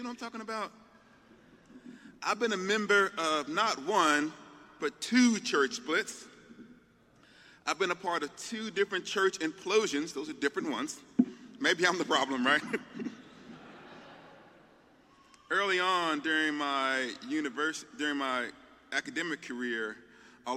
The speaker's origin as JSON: {"language": "English", "area": "the South", "region": "Southern United States", "country": "United States", "said": "I'm a Southerner"}